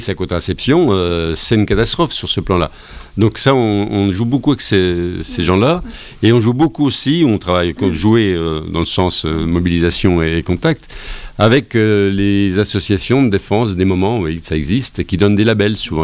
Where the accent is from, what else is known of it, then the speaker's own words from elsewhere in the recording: Lure, Bourgogne-Franche-Comté, France; chez nous, à Lure